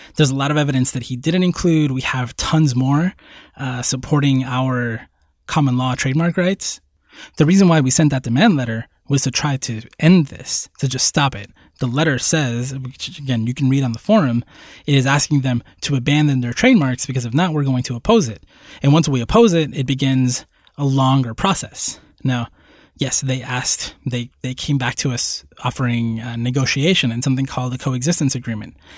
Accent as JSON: {"language": "English", "country": "Puerto Rico", "tie": "born or raised there", "also_born_or_lived": "New York City, United States", "moved": "yes", "said": "I was born in Puerto Rico"}